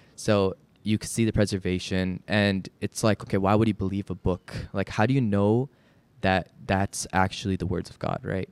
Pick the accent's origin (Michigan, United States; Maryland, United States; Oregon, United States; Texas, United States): Texas, United States; Dallas; also born or lived in Chicago; we came to Dallas when I was getting into kindergarten. And so, I've been here for a while